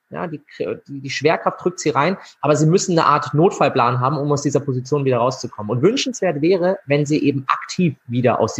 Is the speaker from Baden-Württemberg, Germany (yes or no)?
yes; Freiburg, Baden-Württemberg, Germany; und den Master gemacht in äh, Gesundheitswissenschaften in Freiburg, in meiner Heimatstadt.